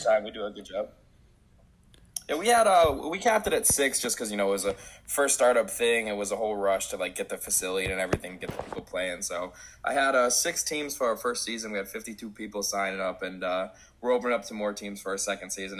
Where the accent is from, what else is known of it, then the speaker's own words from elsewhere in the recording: Connecticut, United States; also born or lived in Middletown, Connecticut; that's my hometown. That's one town over